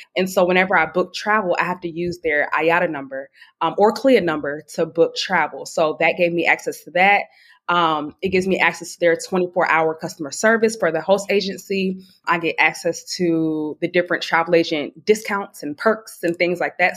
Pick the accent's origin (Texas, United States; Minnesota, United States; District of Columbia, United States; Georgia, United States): Georgia, United States; Atlanta; now in Charleston, United States; I'm originally from Atlanta, Georgia. I am 27 years old, but I currently live in Charleston, South Carolina